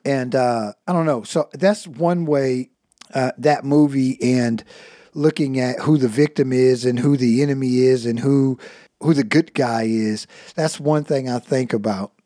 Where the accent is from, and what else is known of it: United States